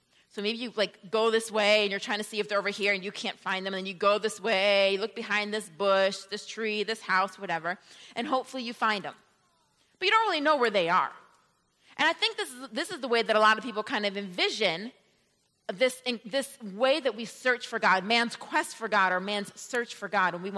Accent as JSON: {"language": "English", "town": "Rochester", "region": "New York", "country": "United States", "tie": "born or raised there", "moved": "yes", "lives_now": "Atlanta, United States", "said": "I come from the state, and New York City is a city in the state. So I grew up right on the Canada border"}